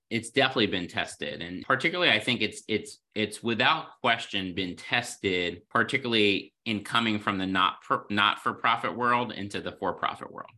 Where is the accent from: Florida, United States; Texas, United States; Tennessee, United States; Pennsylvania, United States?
Pennsylvania, United States; the Poconos; I grew up in the Poconos